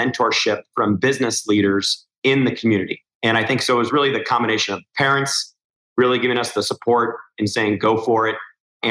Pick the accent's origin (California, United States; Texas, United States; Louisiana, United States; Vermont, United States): California, United States; Newport Beach; growing up in Newport Beach, California